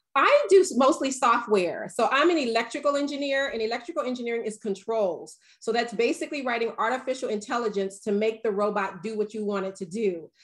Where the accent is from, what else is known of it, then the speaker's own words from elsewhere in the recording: the South, United States; I'm from the South